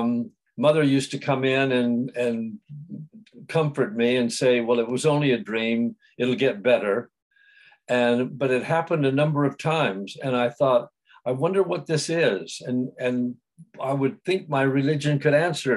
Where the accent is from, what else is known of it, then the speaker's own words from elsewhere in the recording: San Diego, California, United States; I was born in San Diego, in California, and I came from a very loving family